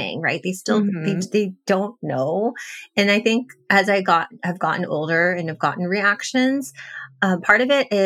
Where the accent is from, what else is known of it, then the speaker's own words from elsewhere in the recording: Los Angeles, California, United States; now in Bay Area, United States; I grew up in the Los Angeles area in a predominantly Latino community